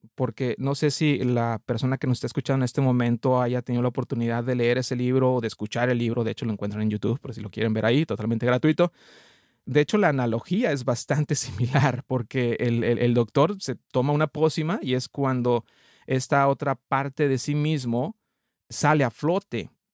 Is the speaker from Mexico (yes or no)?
yes; Mexico; now in Canada; soy mexicano, radico actualmente en, en Canadá